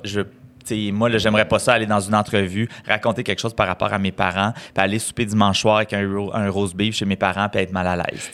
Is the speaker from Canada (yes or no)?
yes; Saint-Alphonse-de-Granby, Quebec, Canada; moved away; Je suis né à Saint-Alphonse de Grimby, petit village euh, des cantons de l'Est